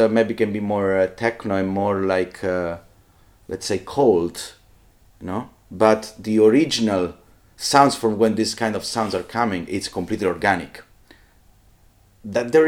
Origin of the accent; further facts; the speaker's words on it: Southern Italy, Italy; I come from South Italy